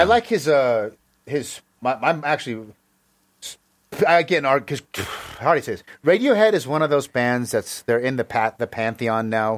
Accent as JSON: {"language": "English", "country": "United States", "tie": "born or raised there", "said": "I grew up in America"}